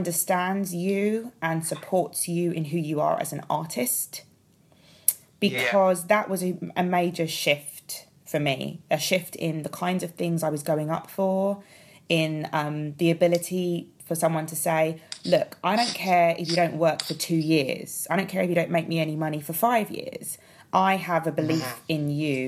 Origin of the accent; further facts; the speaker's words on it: London, United Kingdom; I'm a Londoner